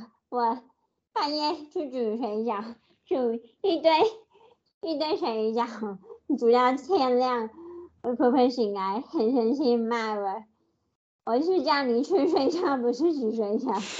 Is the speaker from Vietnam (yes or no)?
yes; Ho Chi Minh City, Vietnam; Chinese is a second language; now in Taiwan; 我是来自越南胡志明市的 … ，我很喜欢看台湾的电视